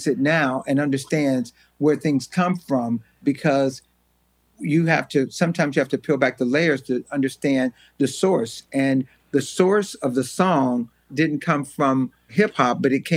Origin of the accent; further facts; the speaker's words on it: Los Angeles, California, United States; also born or lived in Louisiana; when we came out to California from Louisiana, like I said, I was about 8 or 9